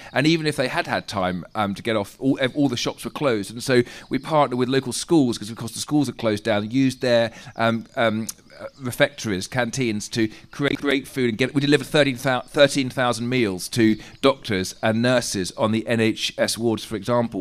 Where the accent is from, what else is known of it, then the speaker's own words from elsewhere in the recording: England, United Kingdom; we're English